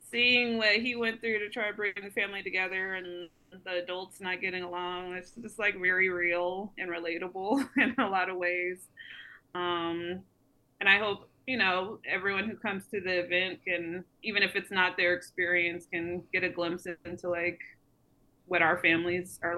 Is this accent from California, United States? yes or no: no; Texas, United States; we come from Texas, and so like Big Mama's house was our gathering place for for my mom's side of the family